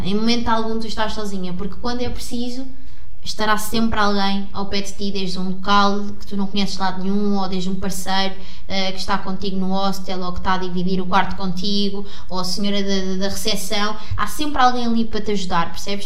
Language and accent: Portuguese; Sintra, Lisbon, Portugal; eu vim de Sintra também, é uma aldeia super pequena, os meus pais cresceram ali